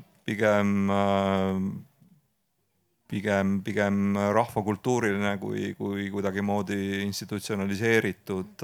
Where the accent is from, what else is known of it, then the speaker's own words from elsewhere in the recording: Estonia; meie kui eestlased